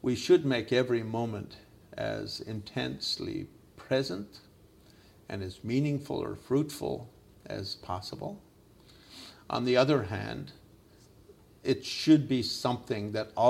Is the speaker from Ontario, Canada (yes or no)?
no; Gaspé, Quebec, Canada; moved away as an adult; also born or lived in Himalayas / Dharamsala; I grew up in Quebec where it's 80% Catholic.